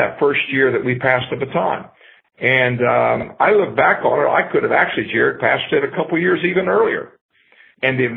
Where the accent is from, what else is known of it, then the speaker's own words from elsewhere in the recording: Ohio, United States; now in Florida, United States; I grew up in Ohio